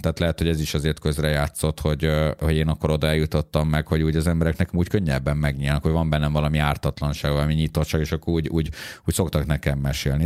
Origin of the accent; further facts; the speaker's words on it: Budapest, Hungary; én Budapestről az ötödik kerületből eljöttem